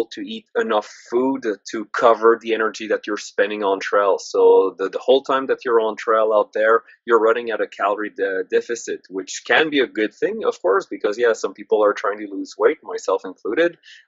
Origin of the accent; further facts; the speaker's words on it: Canada; I'm Canadian, French Canadian at that, so like maple syrup runs through my blood